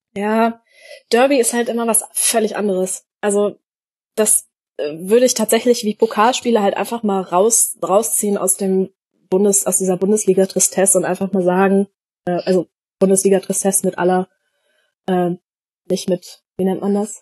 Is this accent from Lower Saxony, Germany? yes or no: yes; Hanover, Lower Saxony, Germany; ich komme ja aus, Hannover, also ich bin in Hannover geboren